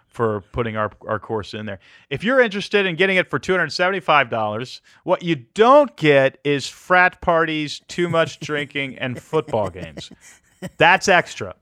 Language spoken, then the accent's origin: English; Pearland, Texas, United States; moved away as an adult; also born or lived in Portland, Oregon; now in Tennessee, United States; I grew up in Pearland, Texas